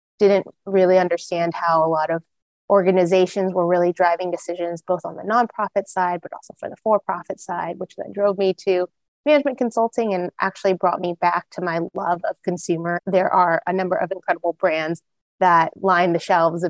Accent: Arlington, Texas, United States; moved away as an adult; also born or lived in East Coast / West Coast / Philadelphia / Los Angeles; I'm originally from Arlington, Texas

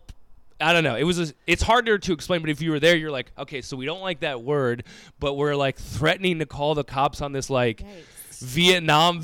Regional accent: Minneapolis, Minnesota, United States; born or raised there; moved away

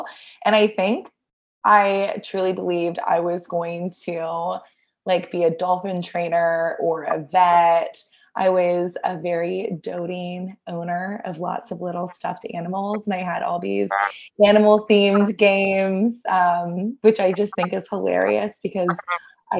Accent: Augusta, Georgia, United States; moved away as an adult; also born or lived in Atlanta, Georgia; now in New York City, United States; I grew up in Augusta, went to Georgia Tech

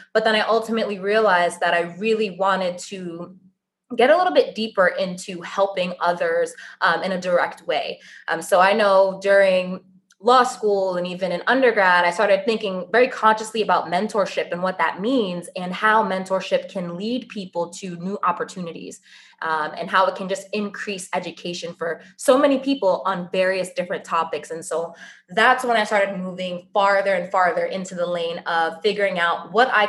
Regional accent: New York City, New York, United States; moved away as an adult; also born or lived in Long Island, New York / Syracuse, New York; now in Boston, United States; I was born and raised in Queens, New York. And when I moved for high school, I moved to Long Island

